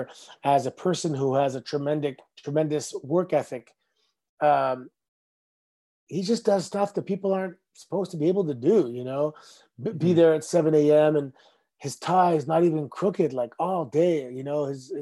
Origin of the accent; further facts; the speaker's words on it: Mississauga, Ontario, Canada; Growing up in Mississauga, and our new neighborhood was built in 1981, and we all kind of moved in 1982